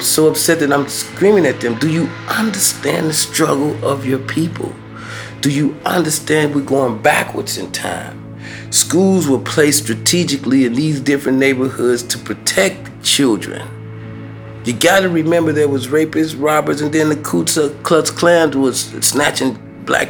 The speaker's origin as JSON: {"language": "English", "town": "Chicago", "region": "Illinois", "country": "United States", "tie": "born or raised there", "said": "growing up in Chicago, especially in public housing"}